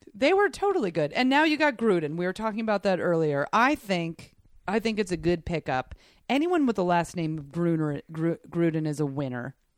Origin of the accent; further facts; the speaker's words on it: New York, United States; I was raised in New York